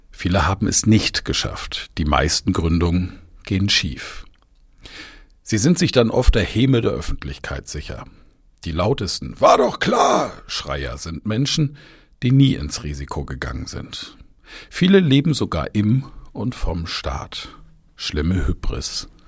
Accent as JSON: {"language": "German", "town": "Bamberg", "region": "Bavaria", "country": "Germany", "tie": "born or raised there", "said": "durch die Innenstadt meiner Heimatstadt Bamberg gefahren bin"}